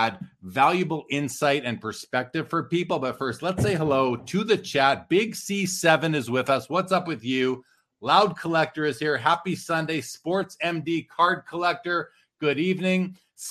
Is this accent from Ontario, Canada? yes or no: no; Winnipeg, Manitoba, Canada; I grew up in Winnipeg in Canada.